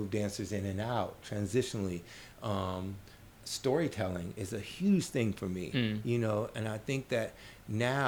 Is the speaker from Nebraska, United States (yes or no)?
yes; Omaha, Nebraska, United States; moved away as an adult; also born or lived in New Orleans, Louisiana / Chicago, Illinois; now in New York, United States; I grew up in Omaha, Nebraska.